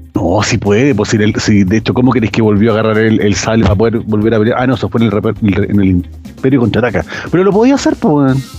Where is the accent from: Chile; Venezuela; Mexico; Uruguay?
Chile; cómo somos los chilenos